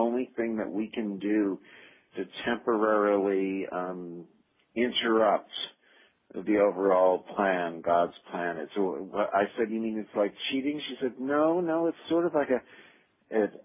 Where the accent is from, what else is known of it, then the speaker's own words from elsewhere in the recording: New Jersey, United States; moved away as an adult; also born or lived in Los Angeles; I grew up in New Jersey